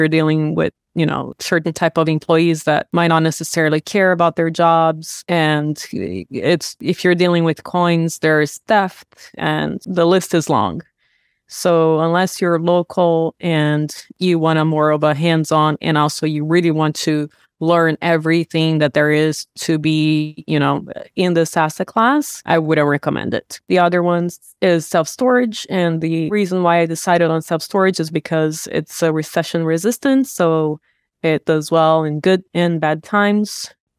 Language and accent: English; Brazil; I was born and raised in Brazil.